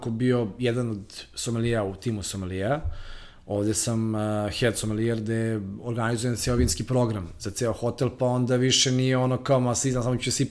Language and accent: Croatian; Belgrade, Serbia; moved away as an adult; ja sam iz, iz Beograda